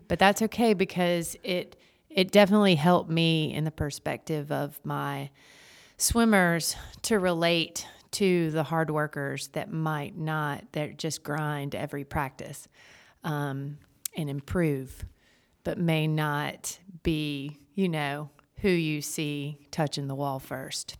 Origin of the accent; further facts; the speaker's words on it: Jamestown, North Carolina, United States; now in Wilmington, United States; I grew up in Jamestown, North Carolina, and came to U N C